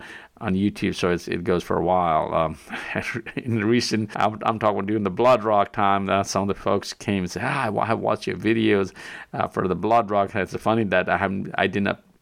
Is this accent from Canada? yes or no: no; Nepal; moved away; I'm originally from Nepal